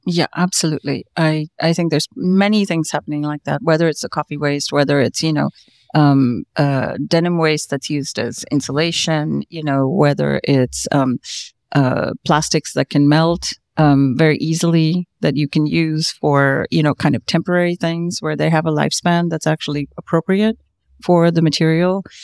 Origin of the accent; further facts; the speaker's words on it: South India, India; I come from the land of Bollywood